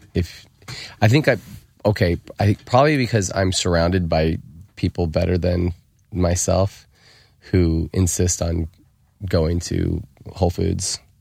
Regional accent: United States; I grew up in America

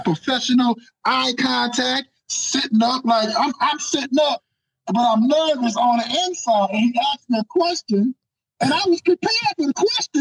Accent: New Orleans, Louisiana, United States; Speaking of New Orleans, that's where I'm from

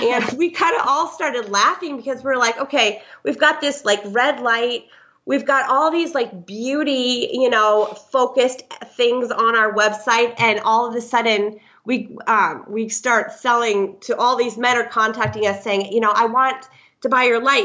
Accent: Iowa, then Minnesota, Midwest, United States; moved away as an adult; now in San Clemente, United States; I'm originally from the Midwest, Iowa first, and then Minnesota, and moved. Um, to Southern California about a year

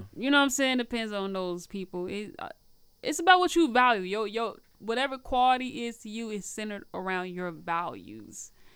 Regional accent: Nashville, Tennessee, United States; moved away as an adult; also born or lived in Peoria / Illinois; now in Chicago, United States; I was raised in Nashville, Tennessee, elementary school

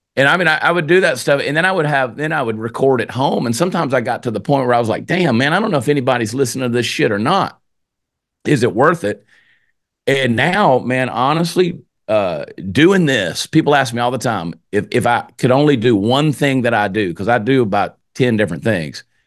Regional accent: Georgia, United States; moved away as an adult; now in Texas, United States; I'm from Georgia. I live in Texas now. I've been in Texas now for 22 years, but I grew up in Georgia.

